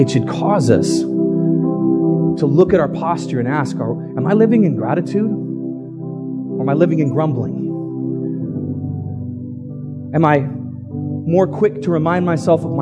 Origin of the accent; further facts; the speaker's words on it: United States; we're American